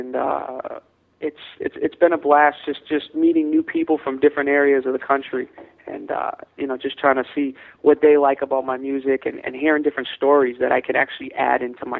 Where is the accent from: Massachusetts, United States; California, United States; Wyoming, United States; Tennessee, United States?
Massachusetts, United States; Boston; And myself and my sister, growing up in Boston, the city, we really got attracted to this cause called Peace Boston.